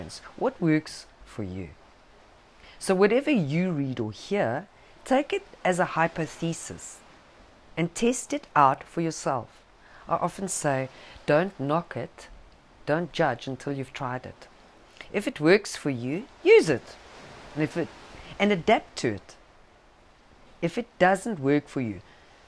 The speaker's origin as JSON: {"language": "English", "country": "South Africa", "accent": "South African", "said": "my South African accent"}